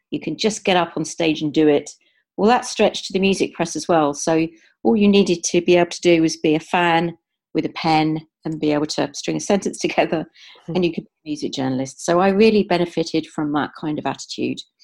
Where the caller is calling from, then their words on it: Amersham, South East England, United Kingdom; I'm calling in from Amersham in Buckinghamshire